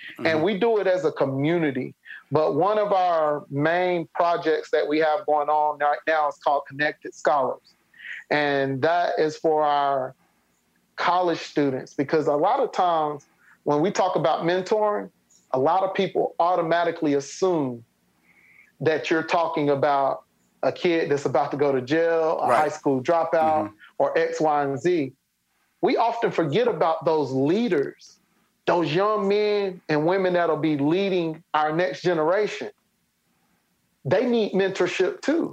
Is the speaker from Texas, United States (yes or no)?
no; Spartanburg, South Carolina, United States; my hometown in Spartanburg